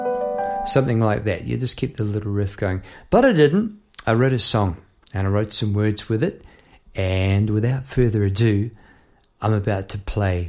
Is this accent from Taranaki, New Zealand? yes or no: no; Palmerston North, Manawatū-Whanganui, New Zealand; now in Melbourne, Australia; I am from New Zealand, from Palmerston North New Zealand